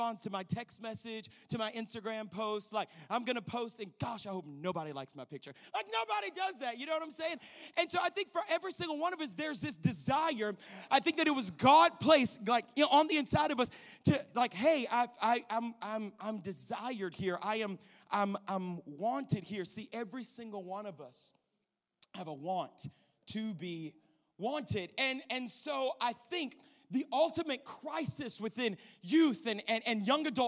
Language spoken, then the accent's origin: English; Louisiana, United States; moved away as an adult; also born or lived in Colorado Springs, Colorado / Arizona; I grew up in Louisiana.